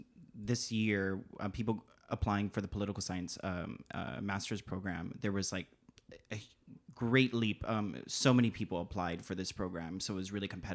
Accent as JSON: {"language": "English", "region": "Hawaii", "country": "United States", "said": "Indigenous politics, it's important, I think, as a Hawaiian to study Indigenous politics"}